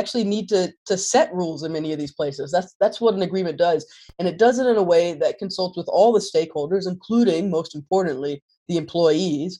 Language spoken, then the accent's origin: English; North Carolina, United States; moved away; I'm originally from North Carolina.